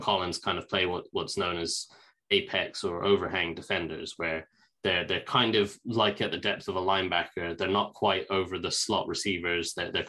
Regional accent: England, United Kingdom; I'm English and we don't really celebrate Thanksgiving over here.

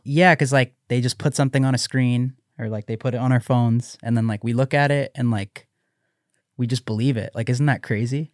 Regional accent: Canada; I'm Canadian

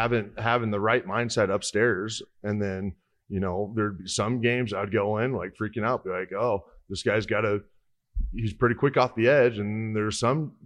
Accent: Hastings, Nebraska, United States; I'm from Hastings, Nebraska.

